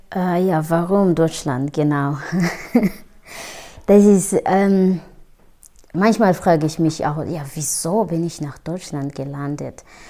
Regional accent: Rwanda; first language Kinyarwanda; German is a second language; moved away as an adult; now in Germany; ich bin in Ruanda geboren, aufgewachsen

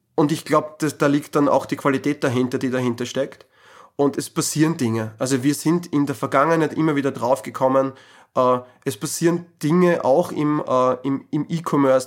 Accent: Austria; bei uns in Österreich

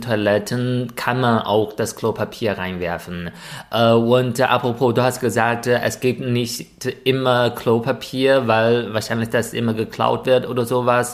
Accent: China; born or raised there; German is a second language; moved away as an adult; now in Germany

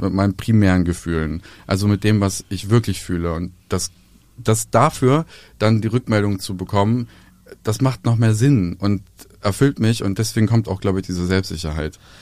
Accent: Serbia; bei uns in Serbien

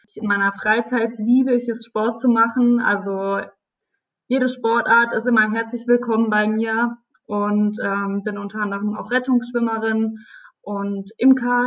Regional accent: Rhineland-Palatinate, Germany; ich bin eine von den Prinzessinnen aus der Pfalz.

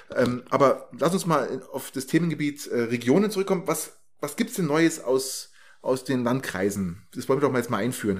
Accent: Germany; als blöder Deutscher

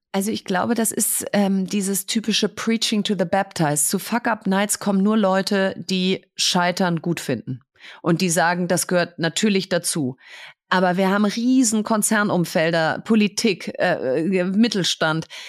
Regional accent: Bielefeld, North Rhine-Westphalia, Germany; now in Berlin, Germany; Ich bin in Bielefeld im Prinzip in der Fußgängerzone aufgewachsen

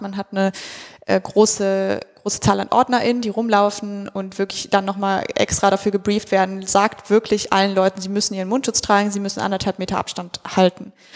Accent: near the Hambach Forest, North Rhine-Westphalia, Germany; Ich komme aus der Nähe von dort

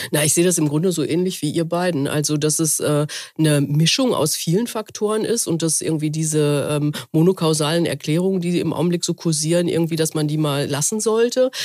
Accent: Essen, North Rhine-Westphalia, Germany; ich komme ja aus dem Ruhrgebiet, mhm. äh, ähm, äh, dort, da ist ja in Essen, meiner Heimatstadt

